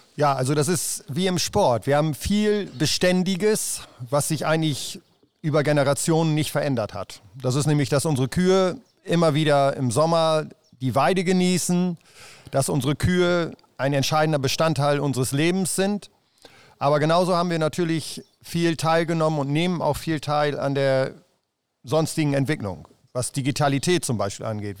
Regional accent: Rheiderland, East Frisia, Lower Saxony, Germany; ich komme äh, aus dem Reiterland

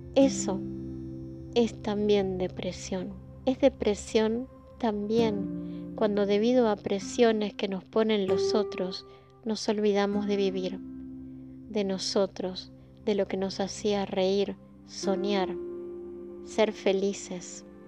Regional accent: Argentina; vivimos en países como el nuestro

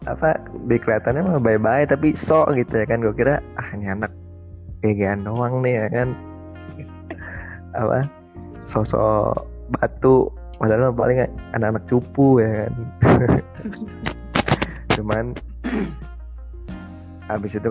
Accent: Jakarta, Indonesia; ternyata dia dari Bogor gue kan dari Jakarta

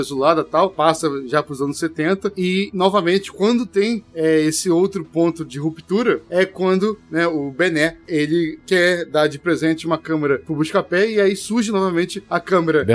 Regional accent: Rio de Janeiro, Brazil; eu falo isso como carioca

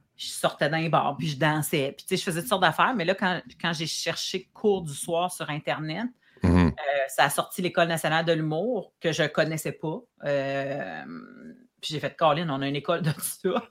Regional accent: Saint-Hubert, Quebec, Canada; also born or lived in Abitibi / Saint-Romuald / Montreal; Puis mon adolescence et mon, comme jusqu'à temps que je parte de chez mes parents, je l'ai vécu à Saint-Hubert

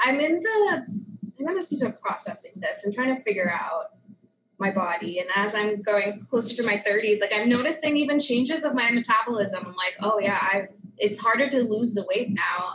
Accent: India; moved away; I grew up in India

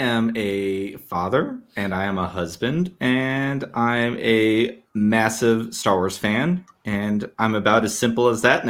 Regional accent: Southwest, United States; I grew up in the desert. I grew up in the Southwest.

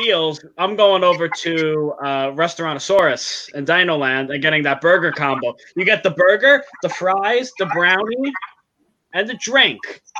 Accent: New York, United States; I'm from New York.

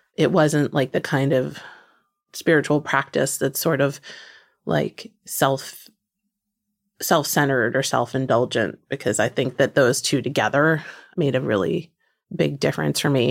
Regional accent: New Jersey, United States; moved away; one of my very closest friends from growing up in New Jersey

